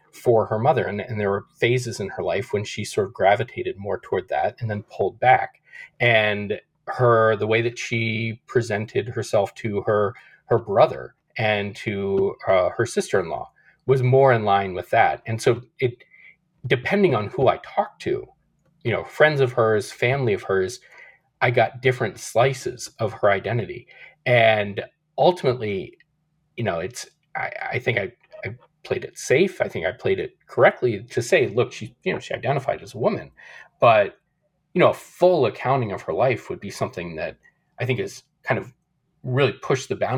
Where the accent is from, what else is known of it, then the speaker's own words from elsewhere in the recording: Nashville, Tennessee, United States; I grew up in Nashville, so far away from the West, from West Hollywood.